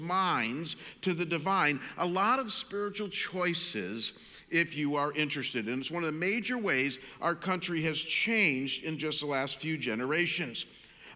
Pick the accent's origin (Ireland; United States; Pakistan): United States; Midwest; I grew up in the Midwest